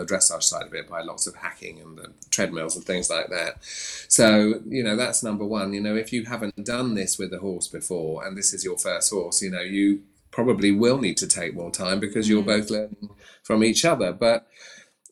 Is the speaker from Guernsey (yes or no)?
yes; Sark, Guernsey; moved away; I came from Sark in the Channel Islands, we didn't even have a stable